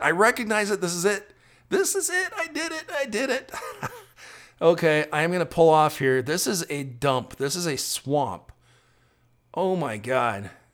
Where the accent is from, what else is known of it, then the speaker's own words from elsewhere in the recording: South Dakota, United States; also born or lived in Texas; now in Austin, United States; I grew up in South Dakota